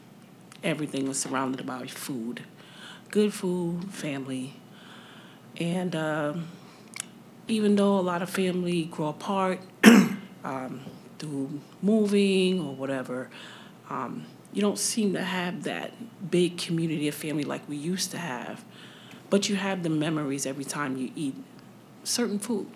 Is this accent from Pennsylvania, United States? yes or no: no; New York, United States; moved away; I'm actually from up north, okay. New York.